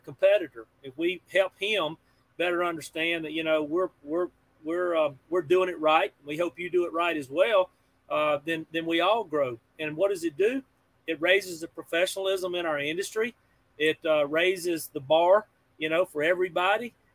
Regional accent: Pearl, United States; I'm a kid from Pearl

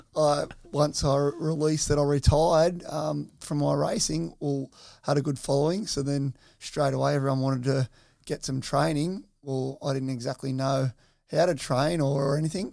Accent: Soldiers Point, New South Wales, Australia; growing up over at, uh, Soldiers Point, uh, at the back of my nan and pop's

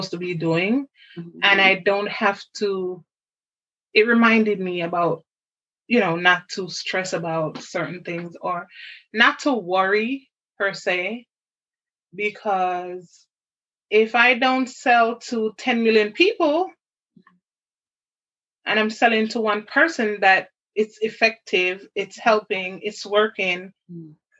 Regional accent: Jamaica; I was raised in Jamaica

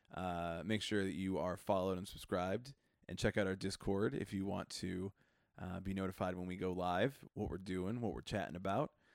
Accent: Chicago, Illinois, United States; growing up in Chicago

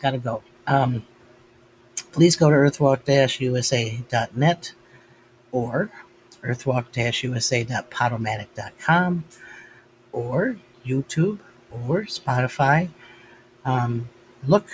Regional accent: United States; as an American

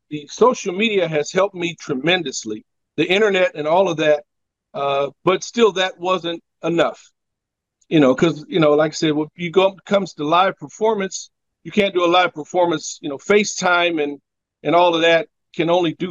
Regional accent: Omaha, Nebraska, United States; moved away as an adult; now in Los Angeles, United States; I was born and raised in Omaha

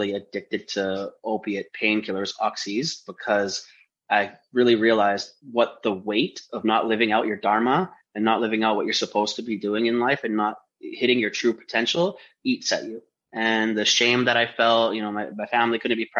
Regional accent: Vancouver, British Columbia, Canada; I grew up in East Vancouver

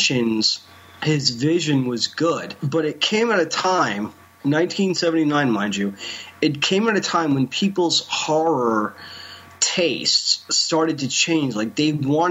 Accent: New Jersey, United States; I'm from Jersey

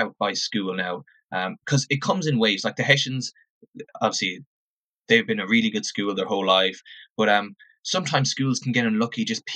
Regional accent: Oranmore, Connacht, Ireland; moved away as an adult; So I grew up in Oranmore, Mary Oranmore. So about half hour from Galway City. That's where I grew up and went to school in Oranmore.

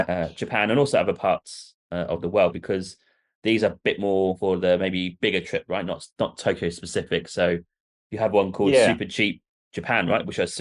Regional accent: England, United Kingdom; But as soon as they get a whiff that you're English or you

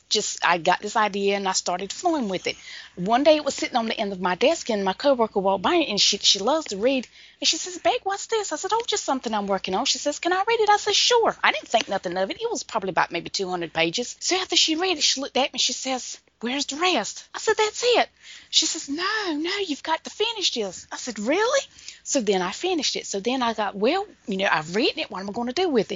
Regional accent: Pembroke, North Carolina, United States; here in my hometown of Pembroke

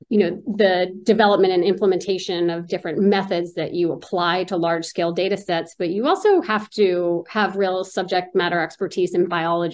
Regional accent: Newton, Massachusetts, United States; also born or lived in Pennsylvania; I was born in the Boston area in Newton.

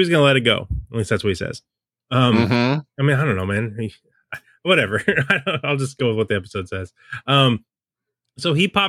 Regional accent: California, United States; also born or lived in Seattle, United States; I'm from California and Seattle, so yeah, I don't know.

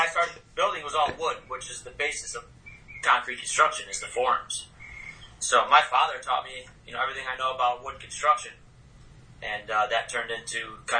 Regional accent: Oswego, New York, United States; Born and raised in Oswego, New York.

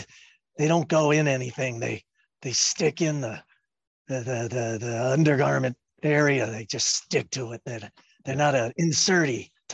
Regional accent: West Coast, United States; no, I'm not from around here. I love your area. It's beautiful. I'm from the West Coast over there.

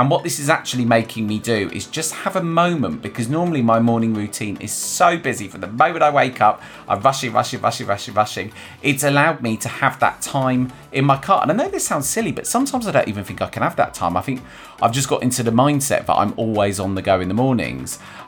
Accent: London, United Kingdom; also born or lived in Manchester / Bristol; well, I'm originally from London, and I moved from London to Manchester to Bristol and all over the place.

